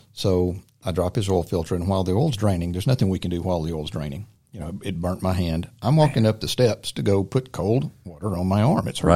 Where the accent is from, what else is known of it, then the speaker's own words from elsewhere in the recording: Silver Creek, United States; also born or lived in Ridgewood; born and raised in Silver Creek, uh, local boy